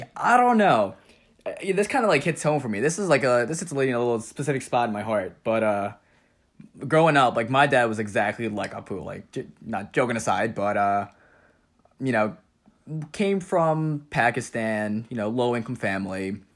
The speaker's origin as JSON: {"language": "English", "town": "Jericho", "region": "New York", "country": "United States", "tie": "born or raised there", "said": "growing up on Long Island, eh, it's pretty much like a bubble there"}